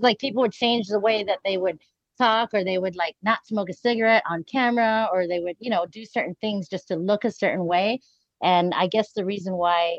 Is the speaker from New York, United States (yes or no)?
no; Hawaii, United States; moved away; I'm from Hawaii.